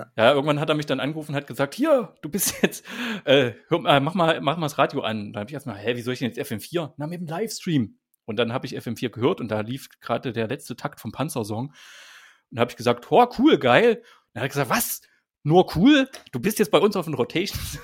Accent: East Germany, Germany; Also ich bin als Kind aufgewachsen, äh, bin ein Kind der DDR

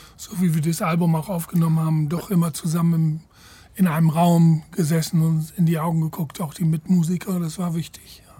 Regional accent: Ireland; moved away; nach Irland in meine alte Heimat

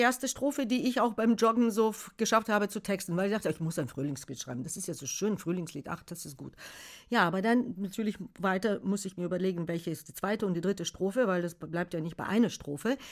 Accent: Bulgaria; German is a second language; moved away as an adult; also born or lived in Algeria; now in Germany; ich komme aus Bulgarien, gebürtige Bulgarin

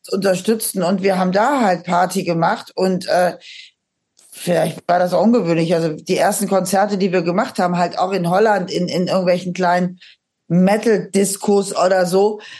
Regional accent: Aachen, North Rhine-Westphalia, Germany; now in Schleswig-Holstein, Germany; ich komme aus Aachen, aus diesem äh, katholischen Aachen mit dem Dom

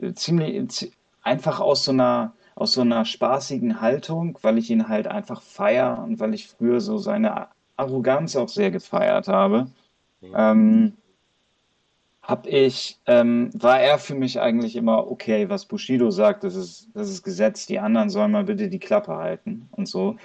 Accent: Hamburg, Germany; Ich komme aus Hamburg

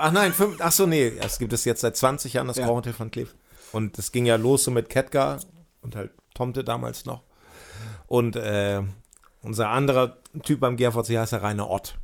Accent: Hemmoor, Lower Saxony, Germany; moved away; da, wo ich herkomme, so Ecke Cuxhaven, richtig Land auch

